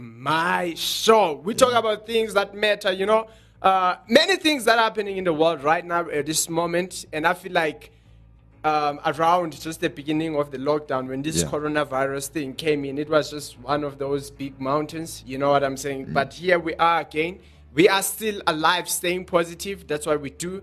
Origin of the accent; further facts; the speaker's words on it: South Africa; from South Africa